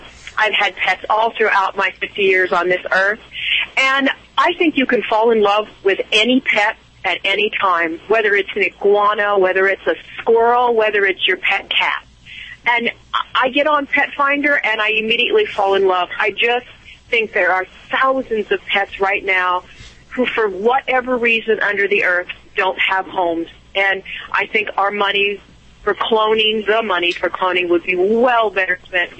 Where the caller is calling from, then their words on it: Oregon, United States; Oregon State.